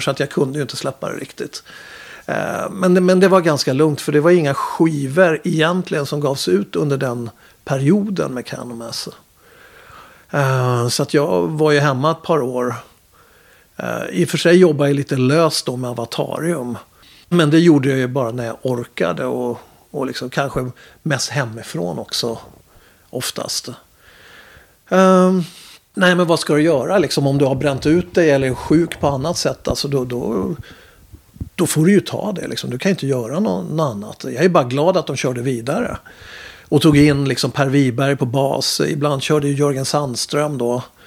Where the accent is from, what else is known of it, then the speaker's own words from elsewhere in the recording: Upplands Väsby, Stockholm County, Sweden; jag är, från Väsby